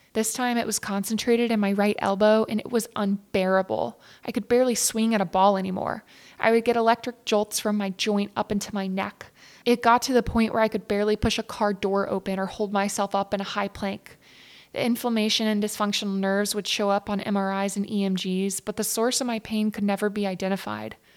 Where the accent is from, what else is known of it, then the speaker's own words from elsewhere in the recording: East Texas, United States; growing up in East Texas.